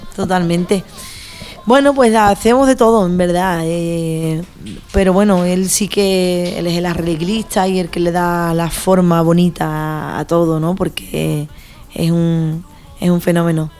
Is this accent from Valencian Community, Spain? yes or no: no; San Fernando, Andalusia, Spain; also born or lived in Madrid; siempre volví a mi tierra, ¿no? A San Fernando, a Cádiz